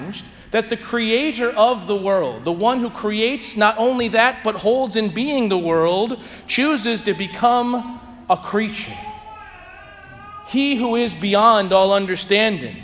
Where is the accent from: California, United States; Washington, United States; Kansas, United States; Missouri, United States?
Missouri, United States; St. Louis; moved away as an adult; now in Southern Indiana, United States; I'm from St. Louis, Missouri.